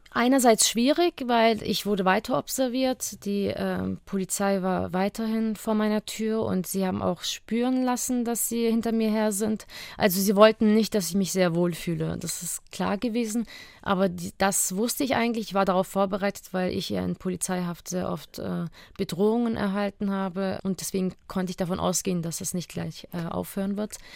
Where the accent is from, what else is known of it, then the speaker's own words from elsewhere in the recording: Germany; vor allem waren wir wieder in unserer Heimat. Äh, es ist meine Heimat, Deutschland, und ich habe mich hier wieder ganz sicher gefühlt.